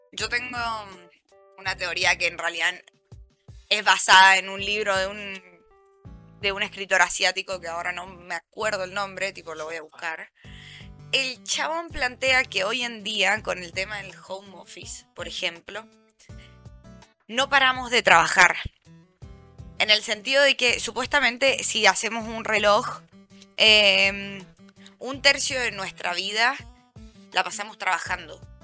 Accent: Mendoza, Argentina; now in Buenos Aires, Argentina; somos varias chicas de Mendoza

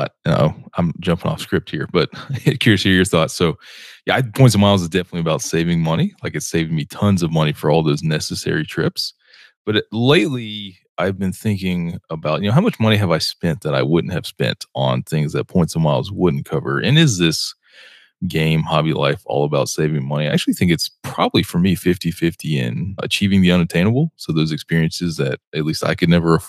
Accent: Atlanta, Georgia, United States; moved away as an adult; also born or lived in Seattle; born and raised in the Atlanta, Georgia area

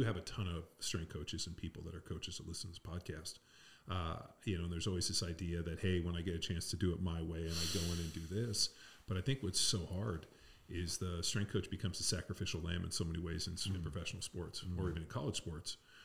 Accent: Southern California, United States; we grew up in Southern California

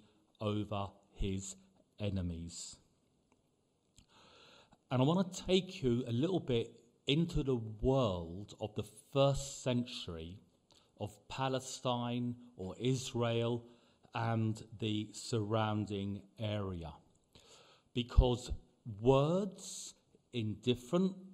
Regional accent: London, United Kingdom; moved away as an adult; now in Cyprus; growing up in London

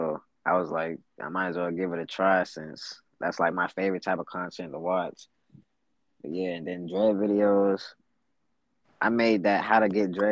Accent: Florida, United States; Florida, my hometown. I'm just so used to Florida.

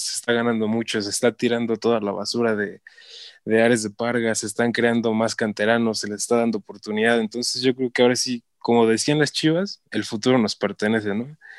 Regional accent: Hidalgo, Mexico; soy de Hidalgo

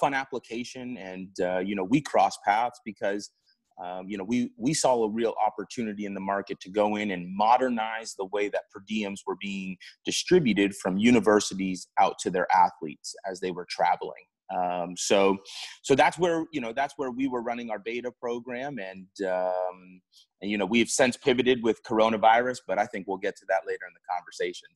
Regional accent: Port St. Lucie, Florida, United States; also born or lived in Alabama; I am from South Florida, Port St. Lucie to be exact

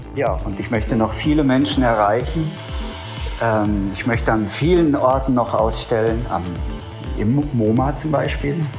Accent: Germany; ich empfinde mich dann gerade, wenn ich im Ausland bin, ähm, ja, als, äh, als Deutscher

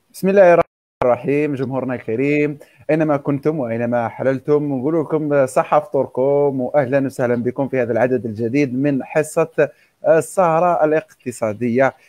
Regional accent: Algeria; لنا كجزائريين

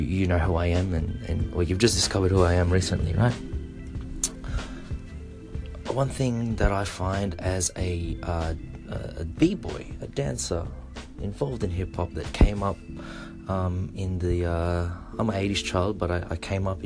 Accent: Australia; also born or lived in Philippines (ancestry); now in Japan; I'm from Australia, for those of you who don't know. I'm Filipino Australian, so my roots are from the Philippines.

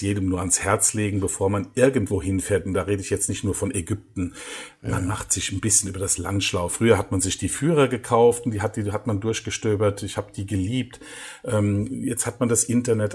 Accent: Germany; now in Egypt; bei uns in Deutschland

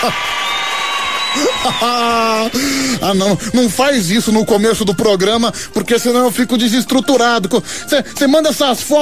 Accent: Brazil; eu como brasileiro, eu como patriota que sou, cara, já tô me sentindo já nas nuvens.

